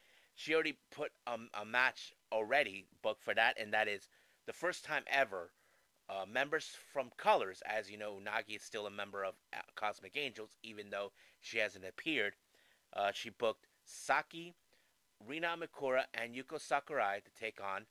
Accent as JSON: {"language": "English", "town": "San Diego", "region": "California", "country": "United States", "tie": "born or raised there", "said": "here in my hometown in San Diego, California"}